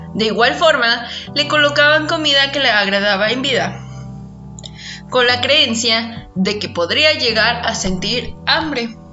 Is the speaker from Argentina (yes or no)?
no; Mexico; sucede en mi país cada año. Y se trata de la celebración del Día de Muertos